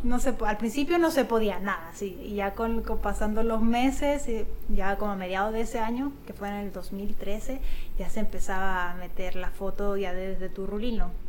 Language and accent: Spanish; Chile; moved away as an adult; also born or lived in Italy (ancestry); now in Mexico; nací en Chile y mis abuelos pues son italianos